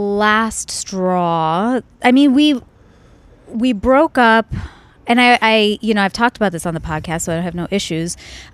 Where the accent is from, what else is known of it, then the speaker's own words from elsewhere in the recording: India; they were all talking in Spanish, and I'm Indian. I didn't know the language, and I was honestly bored